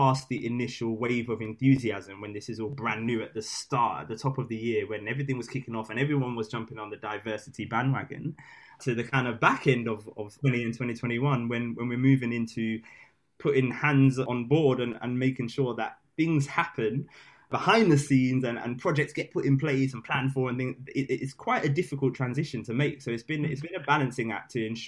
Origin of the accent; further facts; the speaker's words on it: London, United Kingdom; London boys